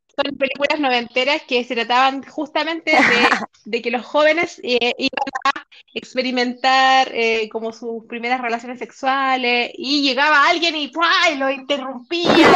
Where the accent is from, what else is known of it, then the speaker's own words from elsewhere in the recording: Chile; nuestro movimiento aquí en Chile